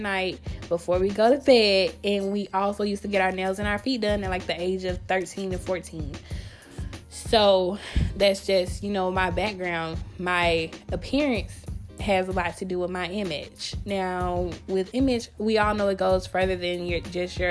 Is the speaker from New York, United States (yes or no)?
no; Grenada, Mississippi, United States; I grew up in a small town. I'm from Mississippi.